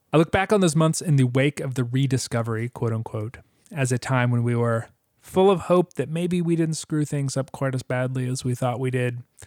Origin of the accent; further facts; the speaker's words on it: United States; I'm an American